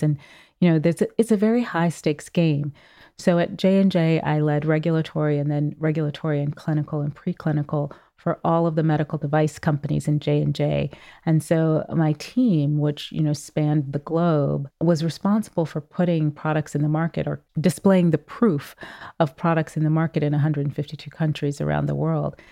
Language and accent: English; Oakland, California, United States; moved away as an adult; growing up in Oakland, California in the seventies and eighties